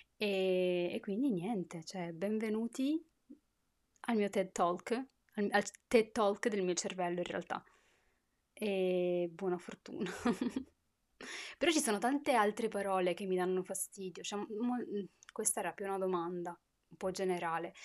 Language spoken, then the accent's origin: Italian; Turin, Piedmont, Italy; moved away as an adult; also born or lived in Morocco (heritage); now in France; sono nata a Torino.